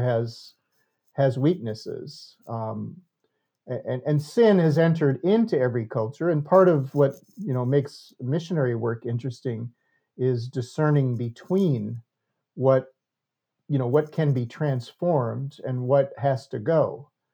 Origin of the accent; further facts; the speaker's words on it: United States; I was the only American